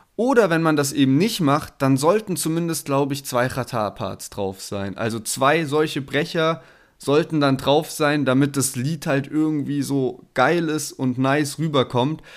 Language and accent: German; the South, Southern Germany, Germany; also born or lived in Berlin; bei uns im Süden